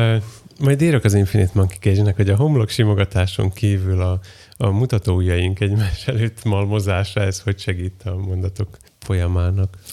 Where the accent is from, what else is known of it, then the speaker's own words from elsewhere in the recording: Western Hungary, Hungary; Én nyugati vagyok